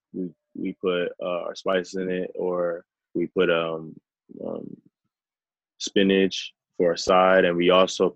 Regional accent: Rowlett, Texas, United States; I'm originally from Dallas, Texas, west suburbs, a city called Rowlett

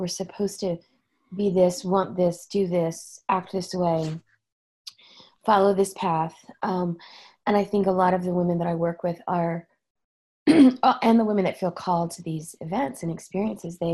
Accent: Oklahoma, United States; moved away; I'm from Oklahoma

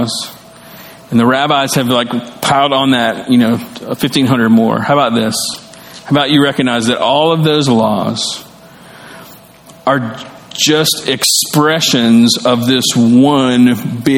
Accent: the South, United States; I grew up in the South and I grew up learning the great commandments

